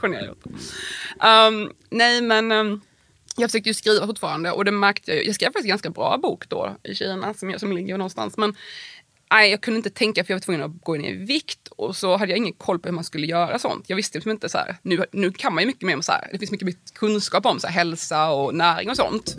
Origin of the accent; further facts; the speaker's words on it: Värnamo, Jönköping County, Sweden; moved away as an adult; also born or lived in Prague / Wyoming; i Värnamo där jag växte upp